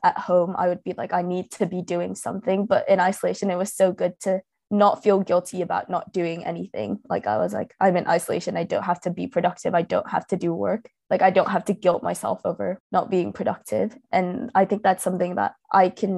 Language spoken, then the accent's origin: English; Thailand; moved away as an adult; I'm originally from Thailand.